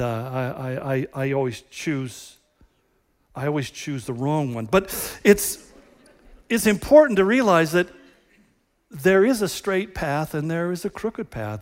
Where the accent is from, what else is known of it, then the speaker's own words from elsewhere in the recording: United States; we are just Americans